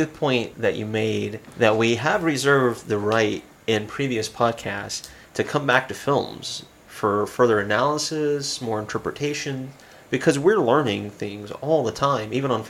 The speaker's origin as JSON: {"language": "English", "region": "Southeast", "country": "United States", "moved": "yes", "lives_now": "Missoula, United States", "said": "Considering that I'm from the southeast and you're where I'm at now here in Montana."}